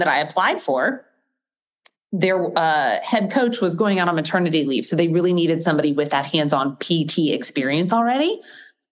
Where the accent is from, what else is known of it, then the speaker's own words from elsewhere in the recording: Gainesville, Florida, United States; I grew up in Gainesville, Florida.